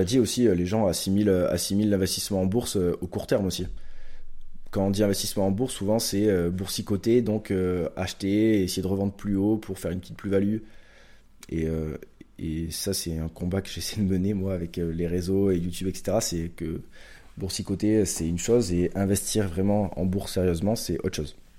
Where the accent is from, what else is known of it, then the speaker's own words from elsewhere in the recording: Pau, Nouvelle-Aquitaine, France; je suis palois, donc je viens de Pau, dans le sud-ouest de la France. Donc j'ai grandi ici